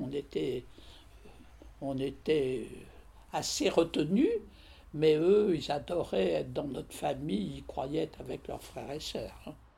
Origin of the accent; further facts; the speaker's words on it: Paris, Île-de-France, France; also born or lived in Angers; je suis née le 20 janvier 1923 à Paris